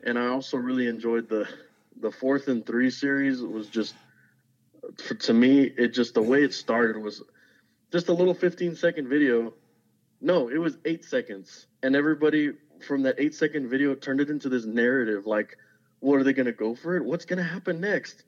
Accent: Zapata, Texas, United States; moved away as an adult; now in Alamo, United States; I'm originally from Zapata, Texas

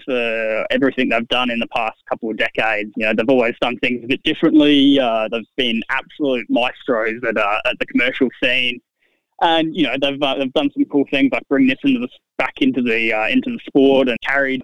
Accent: Gold Coast, Queensland, Australia; my hometown on the Gold Coast

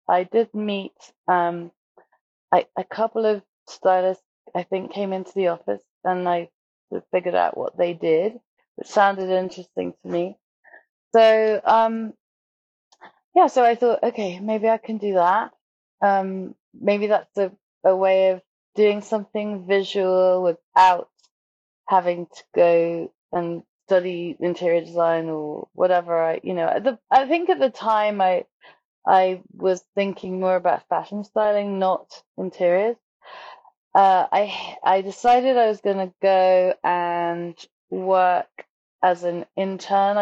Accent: South East England, United Kingdom; I grew up just outside London

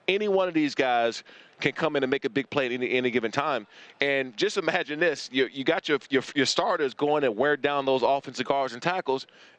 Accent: East Coast, United States; moved away; And I'm from the East Coast, but now I'm so soft.

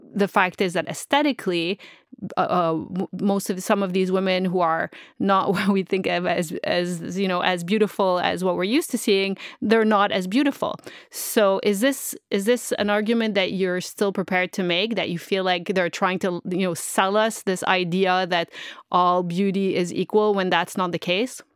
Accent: Montreal, Quebec, Canada; moved away as an adult; also born or lived in Middle East; I'm originally from Montreal. I'm not from here

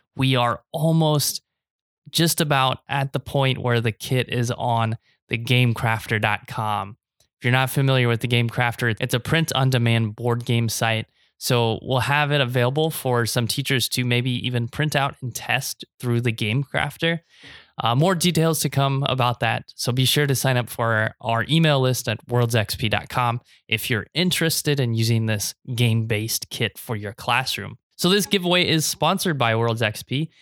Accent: Nebraska, United States; born or raised there; now in Taiwan

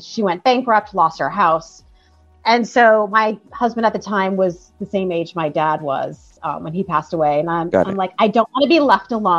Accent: Bridgeport, Connecticut, United States; moved away; also born or lived in San Diego / Los Angeles; I grew up in Bridgeport, Connecticut, about an hour from New York City

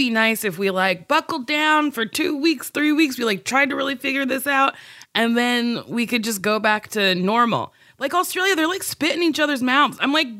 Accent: New Jersey, United States; I'm from New Jersey.

